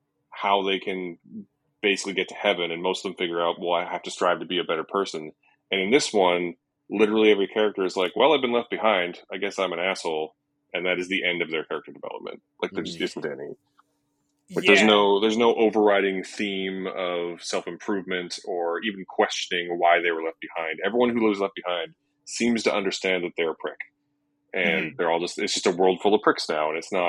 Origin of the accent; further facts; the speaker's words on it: Canada; being a Canadian guy around my age